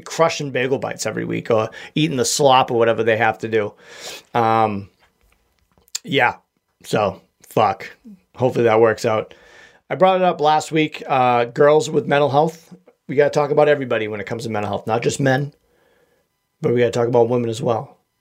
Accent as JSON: {"language": "English", "region": "Massachusetts", "country": "United States", "accent": "Massachusetts"}